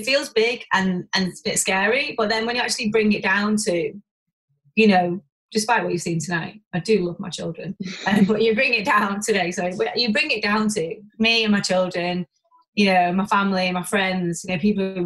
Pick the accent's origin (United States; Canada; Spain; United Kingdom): United Kingdom; Warrington, North West England; We're both from Warrington